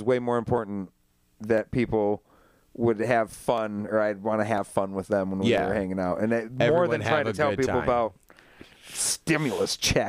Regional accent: Saginaw, Michigan, United States; now in Grand Rapids, United States; I came over from Saginaw, and it was for a job.

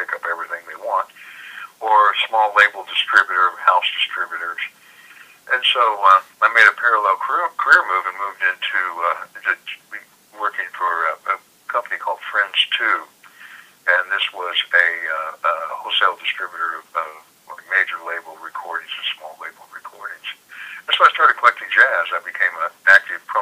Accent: Kansas City, Missouri, United States; I was born in Kansas City. I was born up north and raised in north.

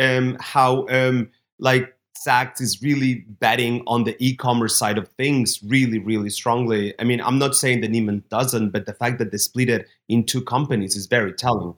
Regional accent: Barcelona, Catalonia, Spain; Barcelona, my hometown where I grew up

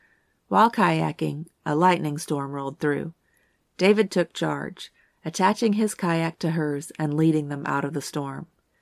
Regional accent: Tortola, British Virgin Islands; born there; Part of the reason this case was so intriguing to me was because I was born in Tortola. My brother was born there as well.

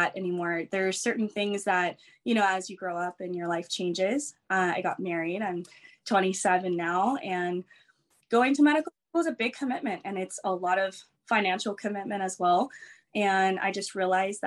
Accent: Lake Elsinore, California, United States; also born or lived in Torrance, California; I grew up I was born in Torrance, California, moved to Lake Elsinore. So like Riverside area. So I've pretty much been in the same area in Southern California for a while.

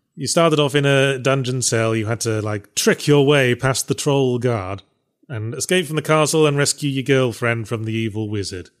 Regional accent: England, United Kingdom; moved away; I grew up in England

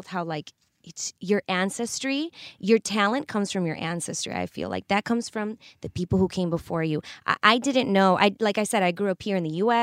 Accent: Chicago, Illinois, United States; I grew up in Chicago

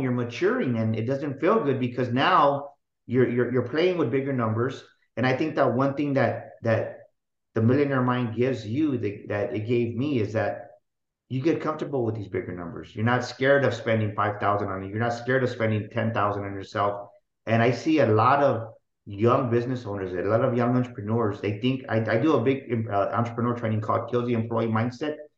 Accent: San Antonio, Texas, United States; I was born and raised here in San Antonio. Love it. Been here all my life.

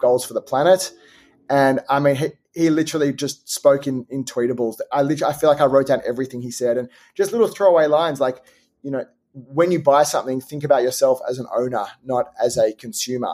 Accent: Australia; being Australian

